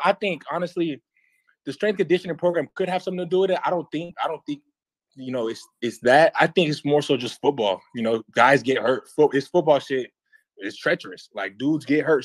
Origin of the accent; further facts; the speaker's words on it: Las Vegas, Nevada, United States; moved away as an adult; also born or lived in Miami; I'm from Vegas